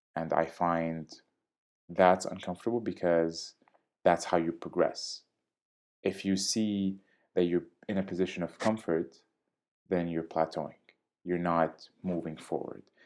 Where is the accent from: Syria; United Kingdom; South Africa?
Syria; also born or lived in Jordan; now in Canada; I was born and raised in Syria. I lived for some time in Jordan before I moved to Canada.